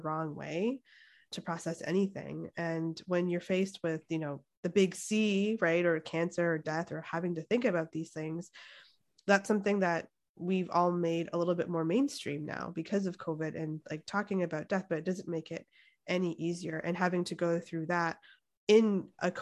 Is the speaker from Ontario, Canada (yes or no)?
yes; Toronto, Ontario, Canada; moved away as an adult; now in Santa Cruz, United States; I'm Canadian. And they're like, where? I'm like, oh yeah, from Toronto